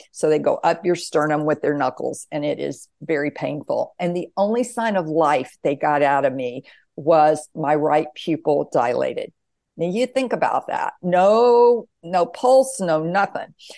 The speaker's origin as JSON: {"language": "English", "area": "the Bible Belt", "region": "the South", "country": "United States", "tie": "born or raised there", "said": "I was raised in the South, the Bible Belt, very conservative"}